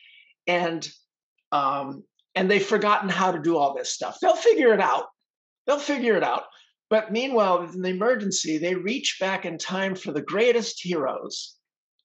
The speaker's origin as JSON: {"language": "English", "town": "Los Angeles", "region": "California", "country": "United States", "tie": "born or raised there", "said": "I grew up in Hollywood"}